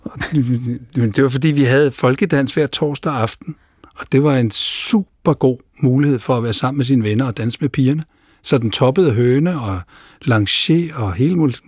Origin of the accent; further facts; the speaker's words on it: Denmark; Men selv Sverige kan være vanskeligt at, at finde rundt i som dansker